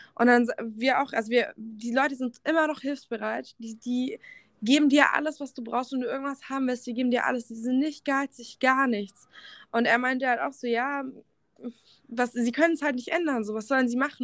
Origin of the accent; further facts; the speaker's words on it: Germany; bei uns in Deutschland